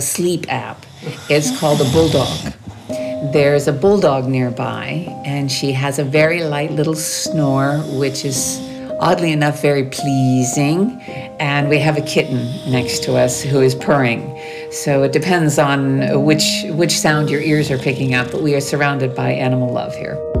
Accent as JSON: {"language": "English", "region": "New Brunswick", "country": "Canada", "moved": "as an adult", "lives_now": "France", "said": "I'm from the east part of Canada, the sud-est de Quebec. I'm from New Brunswick, which is the only bilingual province in the country"}